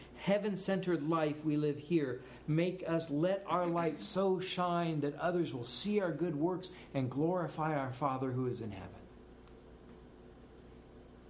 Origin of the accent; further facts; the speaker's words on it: United States; I'm an American.